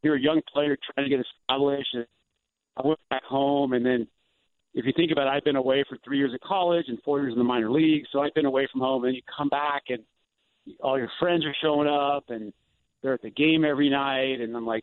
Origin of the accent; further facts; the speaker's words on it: Seal Beach, California, United States; moved away as an adult; also born or lived in Tucson, Arizona / San Francisco, California; I grew up in Orange County, born and raised in Seal Beach, went to Los Alamitos High School